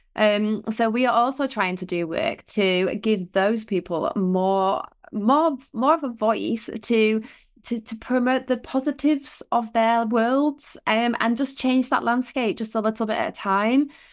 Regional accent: Otley, Yorkshire and the Humber, United Kingdom; we lived in Otley, so, you know, we grew up in Otley.

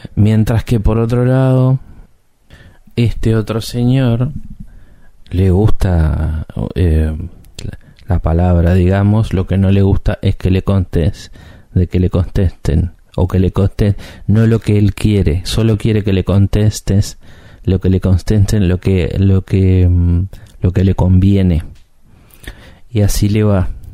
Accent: Uruguay; un uruguayo

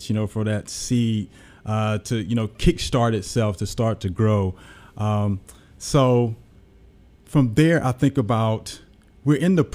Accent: Jackson, Mississippi, United States; born and raised in Jackson, Mississippi.

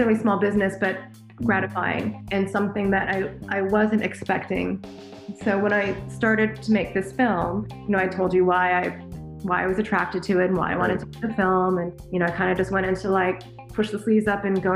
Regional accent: Los Angeles, California, United States; I am born and raised here in Los Angeles.

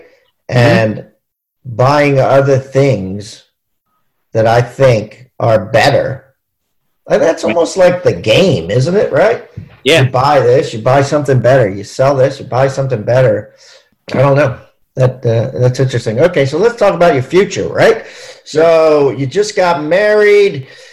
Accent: Maryland, United States; I'm from Maryland

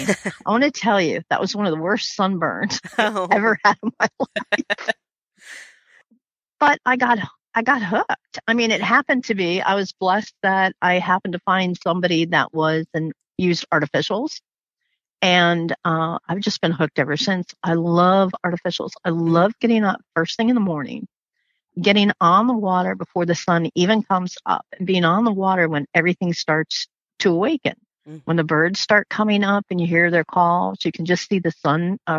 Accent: Florida, United States; I grew up in Florida

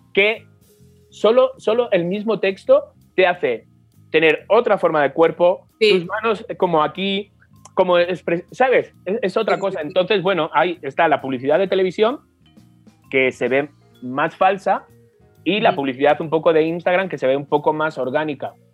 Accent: Spain; moved away

